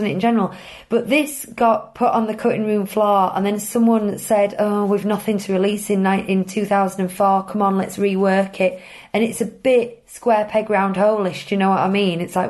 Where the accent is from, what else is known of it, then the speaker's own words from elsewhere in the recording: United Kingdom; we're British